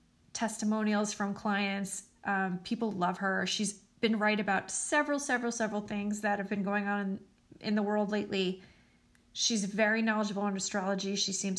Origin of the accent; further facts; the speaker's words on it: the New York area, United States; I'm from the New York area